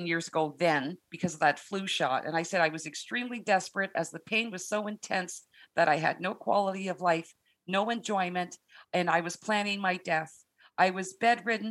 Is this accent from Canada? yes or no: yes; Canada; I'm Canadian